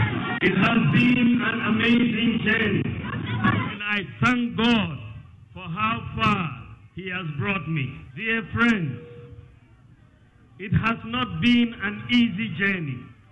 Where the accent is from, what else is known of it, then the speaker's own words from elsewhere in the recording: Tamale, Northern Region, Ghana; I have walked to school growing up in Moshizongo in Tamale.